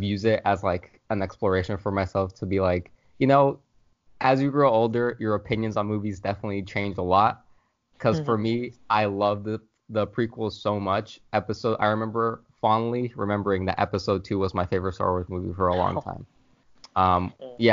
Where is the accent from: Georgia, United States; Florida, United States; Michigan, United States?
Florida, United States; I'm from Florida